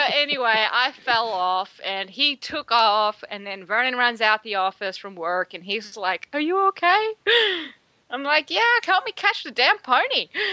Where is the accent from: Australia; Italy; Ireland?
Australia; now in Texas, United States; I'm from Australia